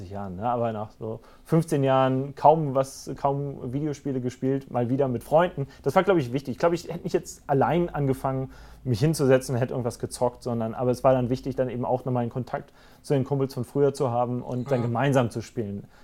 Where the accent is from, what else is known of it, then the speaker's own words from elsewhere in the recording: Rhineland-Palatinate, Germany; meine Heimat ist und bleibt die Vulkaneifel.